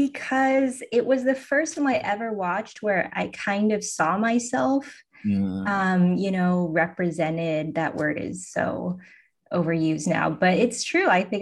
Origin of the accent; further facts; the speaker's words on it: Southern California, United States; also born or lived in East Bay, Northern California; I grew up in Southern California, and then I moved to the East Bay in Northern California.